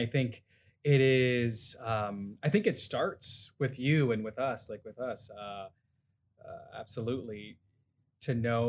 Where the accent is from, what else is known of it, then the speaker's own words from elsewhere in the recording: Miami, Florida, United States; I grew up in Miami, which is like similar to New York, is everyone is from everywhere.